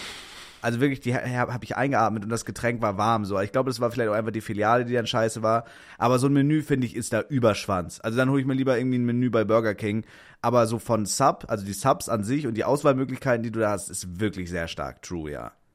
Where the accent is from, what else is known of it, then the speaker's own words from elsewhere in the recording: Kiel, Schleswig-Holstein, Germany; moved away; Wenn man halt aus Kiel kommt